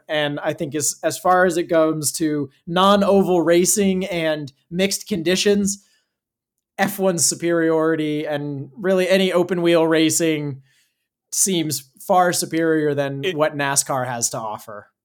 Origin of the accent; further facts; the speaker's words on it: Arizona, United States; Growing up in Arizona